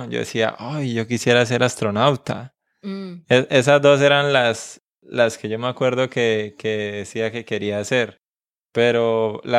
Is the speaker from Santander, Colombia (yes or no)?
yes; Suaita, Santander, Colombia; born there; now in Bucaramanga, Colombia; Bueno, pues yo nací en un pueblo, en un pequeño pueblo que se llama Suaita, en el departamento de Santander, que es el mismo departamento donde vivo hoy día. Solo que ahora vivo en la capital del departamento